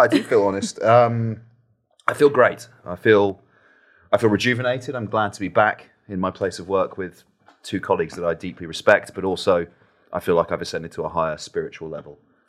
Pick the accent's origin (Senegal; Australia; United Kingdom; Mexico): United Kingdom; North West England